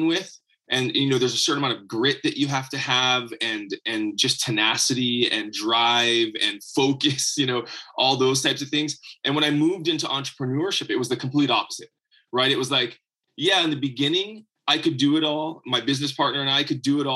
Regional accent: Hawaii, United States; So I grew up in Hawaii.

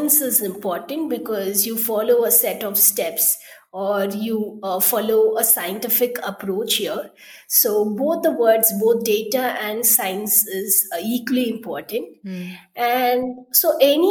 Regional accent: Chennai, Tamil Nadu, India; I'm from Chennai. I did my schooling, engineering, and all my early years were spent there.

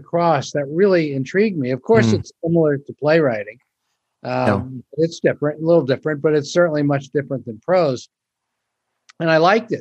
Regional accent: Pennsylvania, United States; moved away as an adult; also born or lived in New York; I grew up in Pennsylvania being a Dodger fan

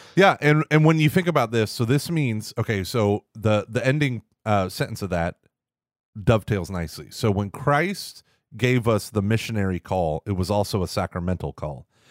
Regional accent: Tulsa, Oklahoma, United States; growing up in Oklahoma, in Tulsa, in that diocese

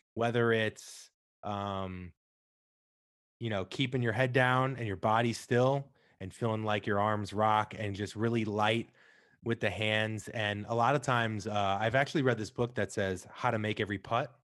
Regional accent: Midwest, United States; I'm from the Midwest, bowling was, like, all we could do besides eat, drink, and watch sports

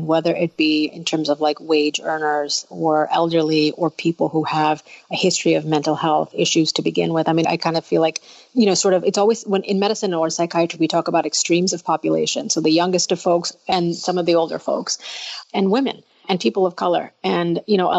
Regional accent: United States; I was born in the United States, but my parents are originally from India

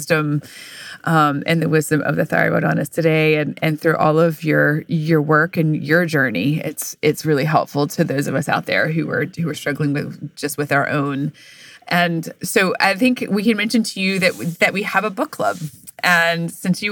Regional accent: the South, United States; I'm born and raised in the South

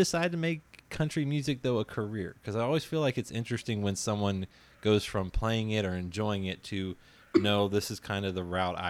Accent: West Virginia, United States; now in Lexington, United States; I grew up in West Virginia, but I was above the Mason-Dixon line. So I was a Yankee, even though I said weird things.

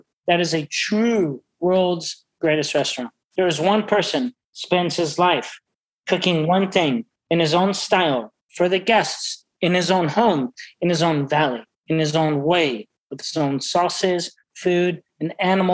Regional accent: Chicago, Illinois, United States; now in San Francisco, United States; Chicago because I'm from Chicago. Even though I'm living in San Francisco, I'm a big wine guy in San Francisco.

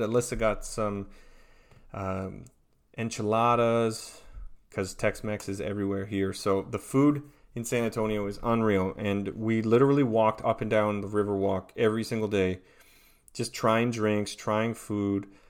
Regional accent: Onoway, Alberta, Canada; now in Tampa, United States; I am from Onaway, Alberta, in Western Canada, and I live in Tampa, Florida.

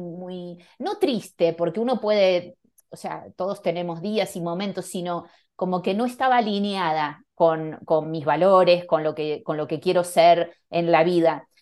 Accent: Buenos Aires, Argentina; moved away as an adult; also born or lived in Barcelona / Panama / New York; now in Madrid, Spain; nací en Argentina, en Buenos Aires, me fui muy joven a Barcelona, viví muchos años, creo que 15, 14 años en, en Barcelona

